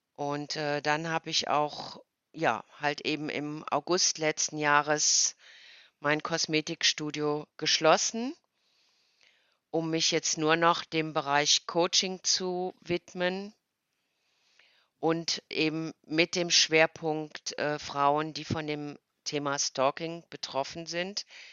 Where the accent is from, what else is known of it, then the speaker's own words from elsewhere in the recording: Cologne, North Rhine-Westphalia, Germany; ich komme aus Köln